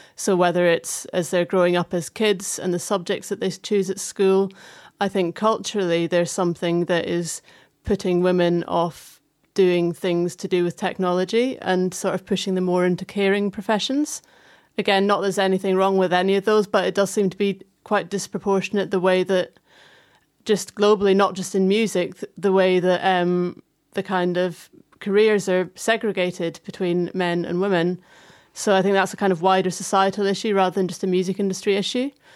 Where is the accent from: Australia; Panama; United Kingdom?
United Kingdom; Fife, Scotland; moved away; I grew up in Fife, um, which is just like 20 minutes south of Dundee